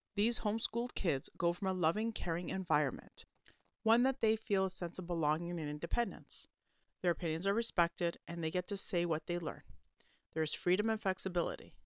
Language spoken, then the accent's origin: English; Canada